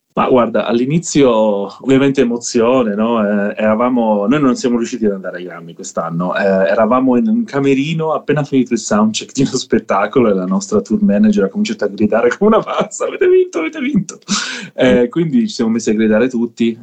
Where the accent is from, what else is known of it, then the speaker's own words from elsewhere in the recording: Southern Italy, Italy; moved away as an adult; also born or lived in Netherlands; da dove vengo io, del sud Italia